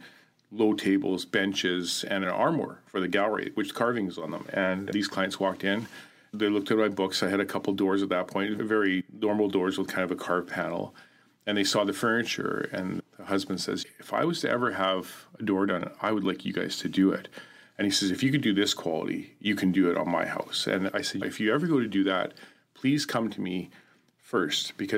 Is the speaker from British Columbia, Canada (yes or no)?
yes; Haida Gwaii, British Columbia, Canada; a friend that I grew up with in Haida Gwaii